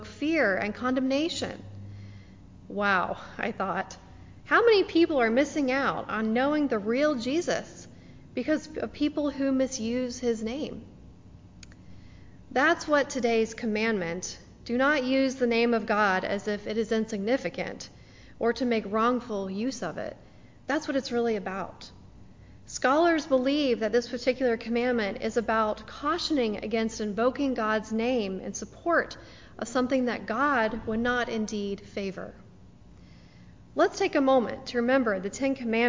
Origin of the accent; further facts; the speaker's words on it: the Bible Belt, United States; Growing up in the Bible Belt as a Jewish teenager